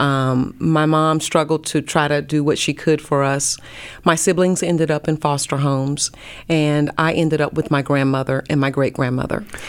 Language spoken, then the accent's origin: English; North Carolina, United States; moved away as an adult; also born or lived in Pensacola, Florida; now in Dallas, United States; I'm from North Carolina